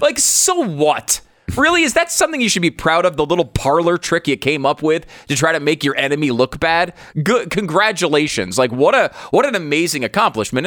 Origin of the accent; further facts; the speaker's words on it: United States; as an American